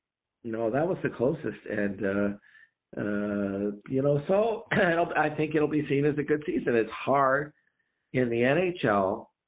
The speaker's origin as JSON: {"language": "English", "country": "Canada", "said": "as a Canadian fan"}